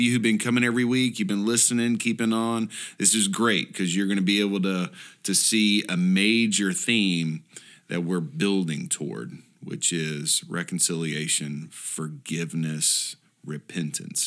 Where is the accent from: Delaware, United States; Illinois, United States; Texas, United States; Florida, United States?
Texas, United States; Houston; I grew up in Houston